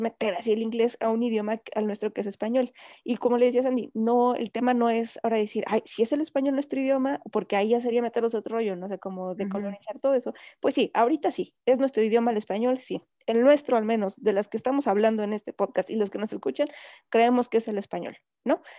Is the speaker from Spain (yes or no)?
no; Mexico; como mexicanos